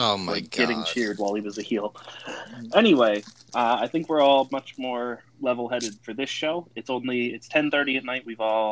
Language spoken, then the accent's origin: English; New Jersey, United States; I'm currently in South Carolina. And again, we're all from New Jersey. But I'm in South Carolina